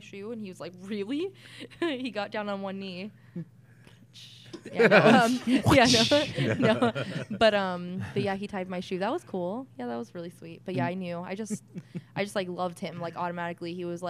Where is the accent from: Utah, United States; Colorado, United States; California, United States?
California, United States; Whittier; I was born here in Whittier at Presbyterian